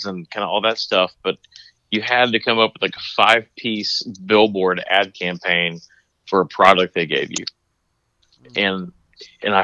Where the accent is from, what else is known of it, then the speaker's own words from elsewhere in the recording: Dallas, Texas, United States; moved away as an adult; also born or lived in Wyoming / Atlanta; being from Dallas